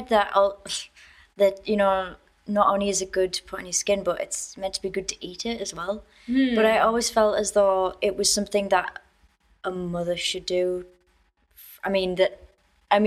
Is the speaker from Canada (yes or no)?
no; United Kingdom; moved away as an adult; now in China; I'm less British every day.